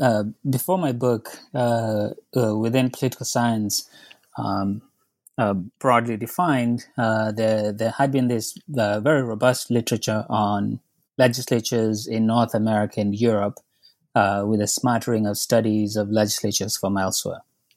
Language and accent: English; Kenya; moved away as an adult; now in United States; I was born and raised in Kenya, came to the U.S. for undergraduate, ended up staying to get my Ph.D.